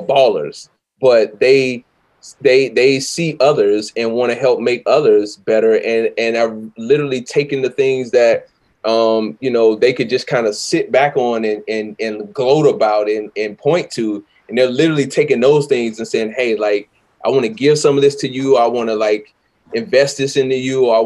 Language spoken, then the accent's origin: English; the South, United States; I'm from the South